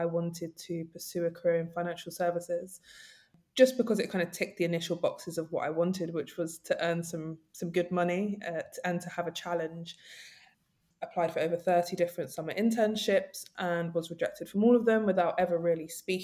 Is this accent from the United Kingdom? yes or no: yes; London, United Kingdom; I grew up in Nunhead, Peckham, South London.